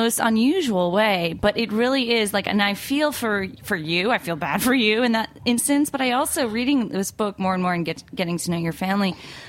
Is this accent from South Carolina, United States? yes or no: no; New Jersey, United States; Maybe because I'm also from Jersey.